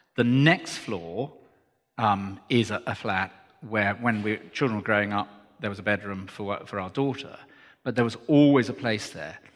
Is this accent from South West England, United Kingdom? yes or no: yes; Cornwall, South West England, United Kingdom; moved away; Cornwall is the place that I was born, and it was a family farm, so we did all the work and everything